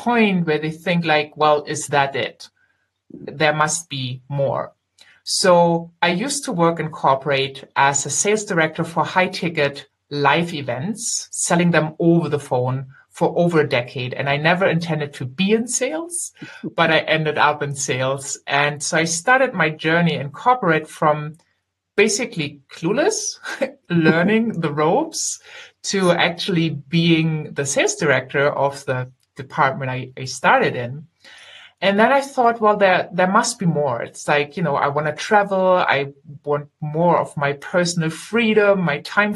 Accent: Germany; I am German. I grew up here and I live here

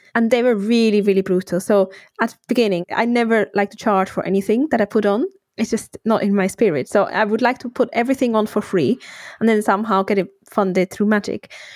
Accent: Switzerland; moved away as an adult; now in United Kingdom; I'm from Switzerland originally. I then moved to the UK for my partner

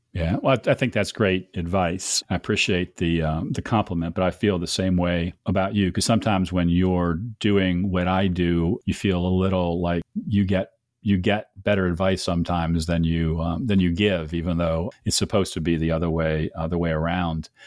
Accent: Cleveland, Ohio, United States; my loyalty to Cleveland comes from being born and raised there

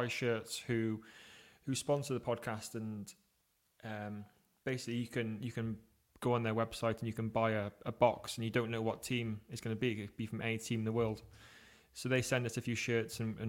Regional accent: England, United Kingdom; I am from England in the United Kingdom

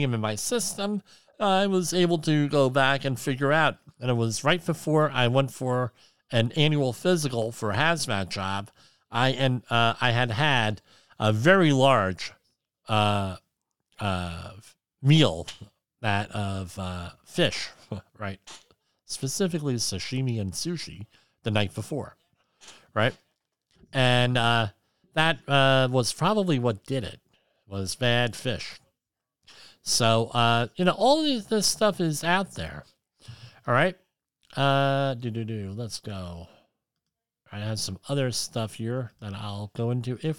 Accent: New Jersey, United States; I'm from New Jersey

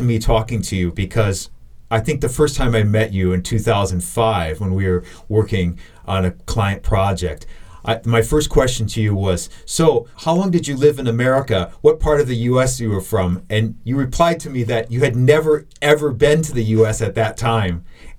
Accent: South Dakota, United States; moved away as an adult; now in Shanghai, China; I'm from South Dakota, all right, land of freezing.

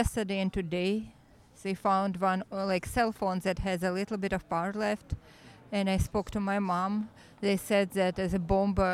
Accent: Mariupol, Donetsk Oblast, Ukraine; now in United States; I'm from Mariupol

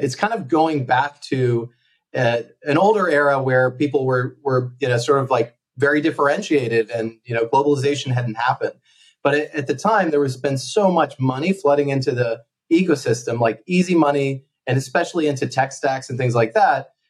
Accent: United States; moved away as an adult; also born or lived in Connecticut; now in Barcelona, Spain; as you can probably tell, I'm from the States

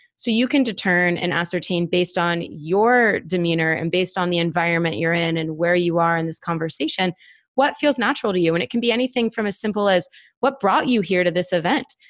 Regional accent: Northeast, United States; now in Atlanta, United States; I'm from the Northeast.

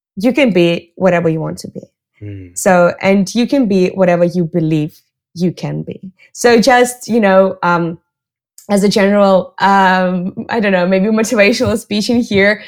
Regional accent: Russia; moved away as an adult; now in Barcelona, Spain; I'm based in Barcelona, but I'm originally from Russia

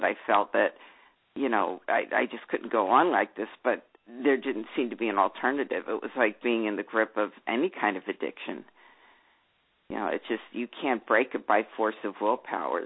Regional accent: Philadelphia, Pennsylvania, United States; I grew up in Philadelphia

